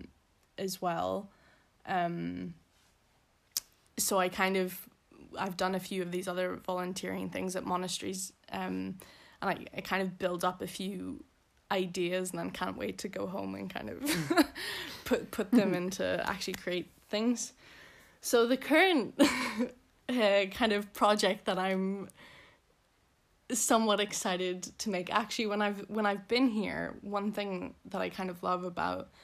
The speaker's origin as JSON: {"language": "English", "town": "Belfast", "region": "Northern Ireland", "country": "United Kingdom", "accent": "posh Belfast", "moved": "yes", "said": "I'm from Belfast originally. The posh part of Belfast. So I also have a posh Belfast accent."}